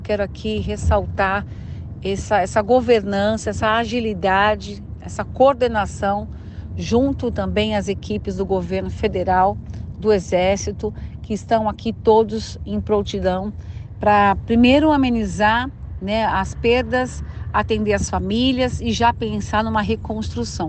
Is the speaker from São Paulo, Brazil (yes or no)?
yes; Itapetininga, São Paulo, Brazil